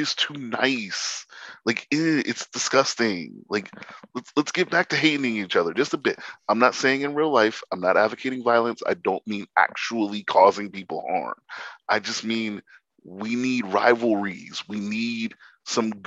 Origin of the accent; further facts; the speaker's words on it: Pittsburgh, Pennsylvania, United States; We're from Pittsburgh